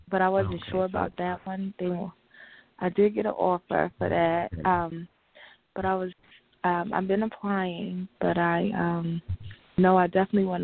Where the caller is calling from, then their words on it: New York, United States; Hi, this is … calling from New York.